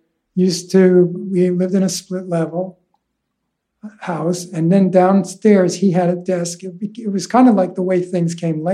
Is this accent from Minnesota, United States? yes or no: no; Huntington, New York, United States; also born or lived in Manhattan, New York City; And so I grew up on Long Island.